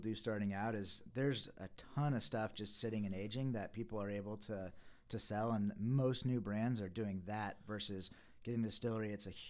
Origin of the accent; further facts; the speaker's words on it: Fredericksburg, United States; Yeah, well, I'm from Fredericksburg, so there's not a lot of great wine